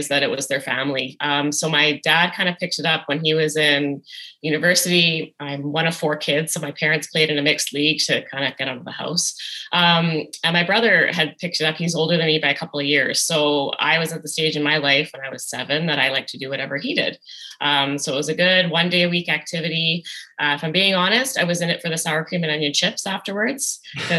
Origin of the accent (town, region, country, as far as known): Edmonton, Alberta, Canada; born or raised there